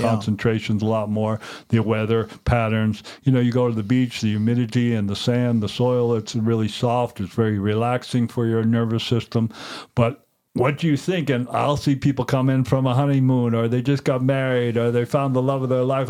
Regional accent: Cape Cod, New England, Massachusetts, United States; now in Montana, United States; I grew up in New England, Cape Cod

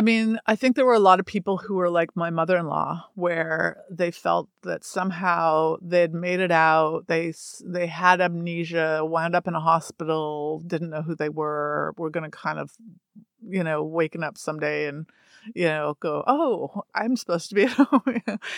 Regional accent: Toronto, Ontario, Canada; moved away; I'm from Toronto

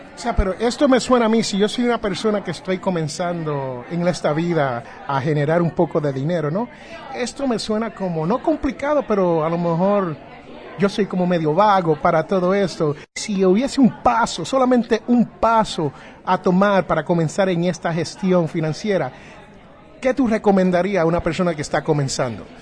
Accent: New Jersey, United States; allá en mi barrio, eh, donde yo nací en New Jersey

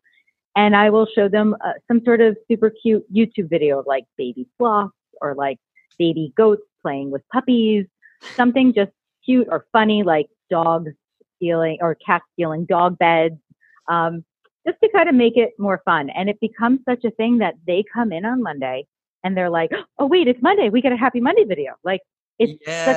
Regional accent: United States; also born or lived in Florida Keys; I'm originally, like, I grew up in New York, New Jersey area.

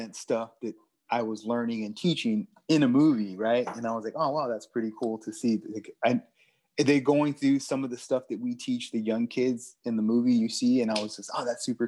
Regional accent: Houston, Texas, United States; also born or lived in Colorado; my time growing up in Houston

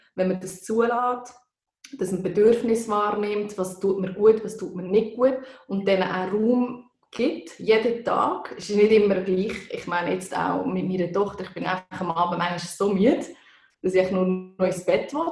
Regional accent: Bern, Switzerland; now in Canton of Zurich, Switzerland; Ich bin Waldzürcherin, wie man gehört. Ich wohne seit 15 Jahren da, aber bin eigentlich aus dem Kanton Bern

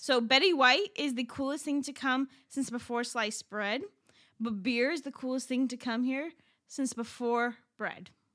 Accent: Iran; moved away; I'm from Iran

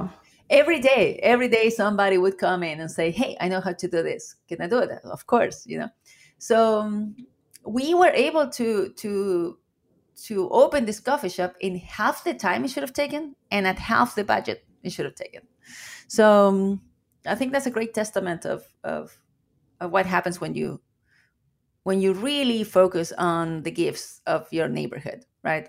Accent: Chile; English is a second language; moved away as an adult; now in Seattle, United States; As you can hear with my accent, I am an immigrant from Chile. I came to the US in 2005

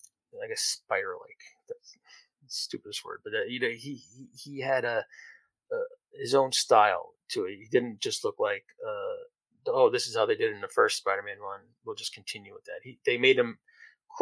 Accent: New Jersey, United States

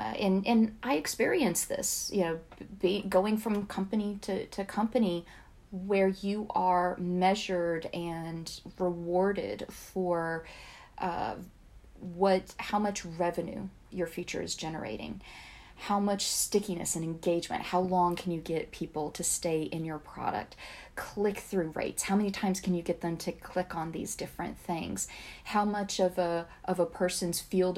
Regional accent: the South, United States; accent: Southern; taken seriously as a young woman from the South, there were very few things that I could change, but my accent was one of them. So I worked really hard to change that.

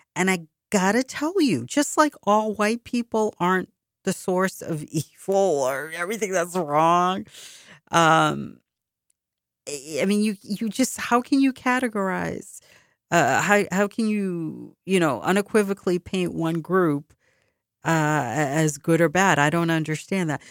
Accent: Boston, Massachusetts, United States; When I was growing up in Boston

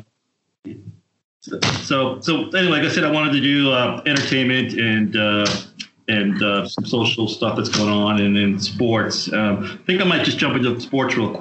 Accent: New York, United States; growing up in New York, where I'm from

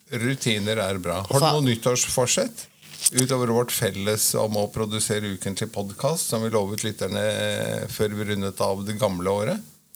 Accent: Oslo, Norway; jeg er født og oppvokst på Marienlyst midt i tjukkeste Oslo

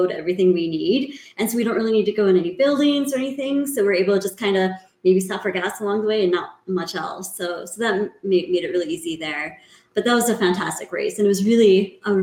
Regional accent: Minnesota, United States; moved away; I'm originally from Minnesota, where the sled dog scene is much bigger

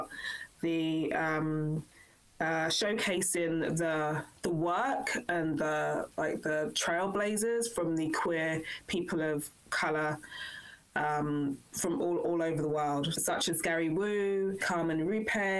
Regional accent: London, United Kingdom; moved away as an adult; also born or lived in Wellington, New Zealand; now in New Zealand; I was born and bred in London in England, and I whakapapa back to Nigeria

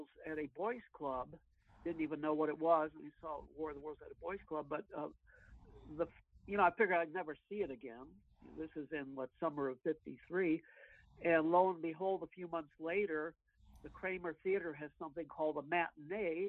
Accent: Detroit, Michigan, United States; I was raised in Detroit

